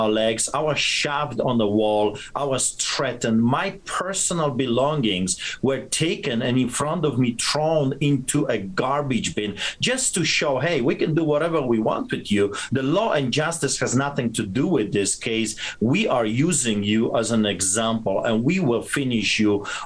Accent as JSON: {"language": "English", "country": "Poland", "tie": "born or raised there", "moved": "yes", "said": "when I was growing up in Poland"}